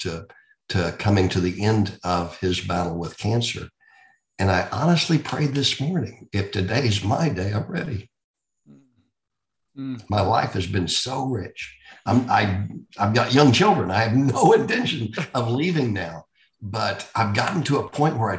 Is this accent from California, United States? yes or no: no; Texas, United States; also born or lived in Indiana; I'm a Texan that grew up here, went to school here, started my career here